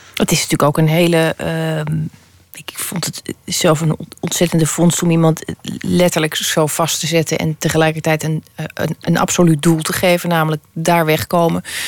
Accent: Holland, Netherlands; als Hollander

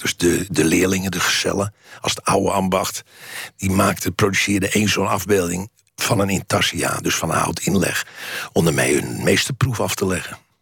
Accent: Netherlands

